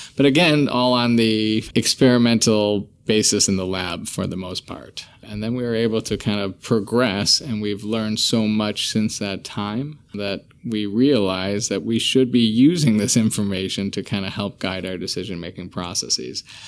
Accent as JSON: {"language": "English", "town": "Chicago", "region": "Illinois", "country": "United States", "tie": "born or raised there", "said": "I, uh, am born and bred in Chicago. Always planned on leaving, but I think I'm stuck here"}